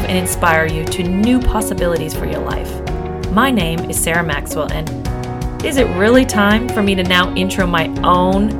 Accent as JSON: {"language": "English", "region": "Quebec", "country": "Canada", "first_language": "English", "said": "I'm an English-speaking person from the same place as Guylaine"}